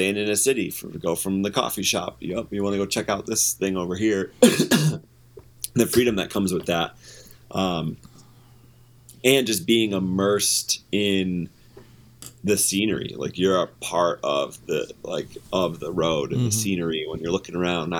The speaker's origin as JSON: {"language": "English", "country": "United States", "said": "I'm an American"}